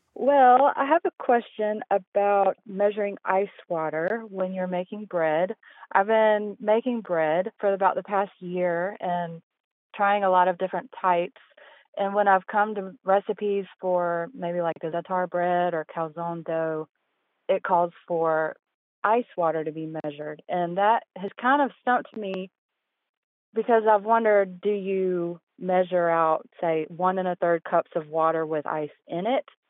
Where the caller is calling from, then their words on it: Hendersonville, North Carolina, United States; I'm calling from Hendersonville, North Carolina